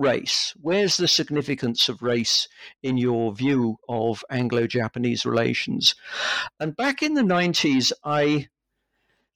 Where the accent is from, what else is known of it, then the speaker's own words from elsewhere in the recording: London, United Kingdom; also born or lived in Leeds; I grew up in London. I've lived most of my life in London, apart from the time when I was an undergraduate student.